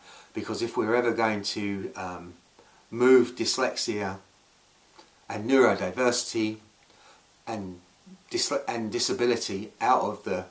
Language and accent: English; Scotland, United Kingdom; moved away; I moved back to my home country, Scotland